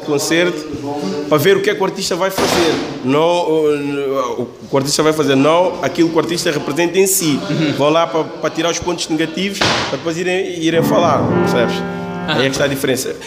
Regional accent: Lisbon, Portugal; sendo Lisboeta

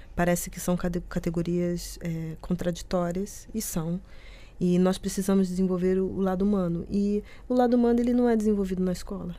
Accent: Rio de Janeiro, Brazil; moved away as an adult; now in Porto, Portugal; Eu sou do Rio de Janeiro

